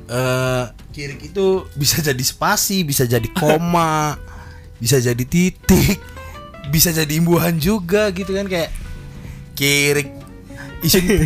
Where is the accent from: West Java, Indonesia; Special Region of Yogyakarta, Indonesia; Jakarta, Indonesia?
West Java, Indonesia; Cirebon; Gua Cirebon Jawa, tapi di daerah gua juga